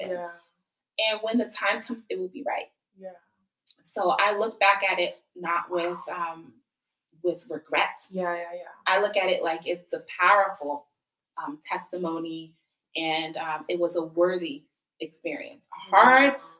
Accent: Ghana; And I think as Ghanaian girls, we're so keen on being respectful

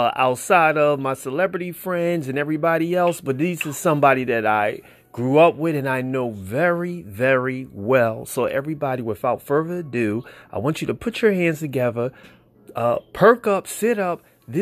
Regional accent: Philadelphia, Pennsylvania, United States; just being from Philly

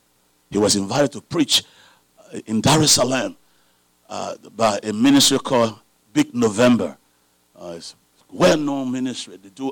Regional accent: Liberia; moved away; I came from Liberia several years ago. I believe it was 1998. Yeah, I think it was 1998.

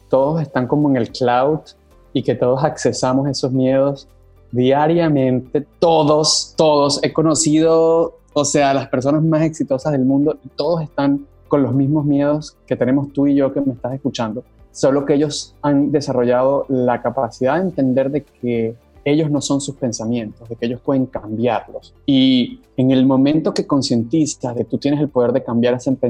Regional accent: Venezuela; accent: Venezuelan; siento orgullo de mi acento en inglés y siento orgullo de ser venezolano y siento orgullo de, de quién soy

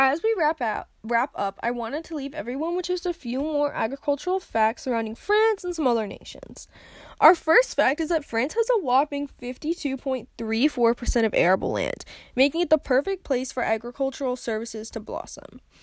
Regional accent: United States; I'm an American

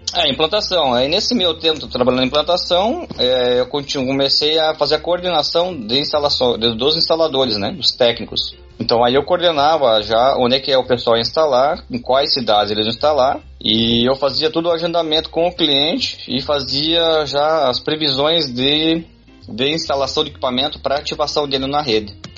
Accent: Brazil; meus pais são coreanos e se migraram o Brasil. Aí como eu nasci no Brasil

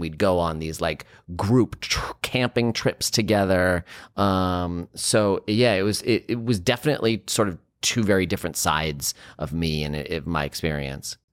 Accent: San Francisco, California, United States; growing up in San Francisco

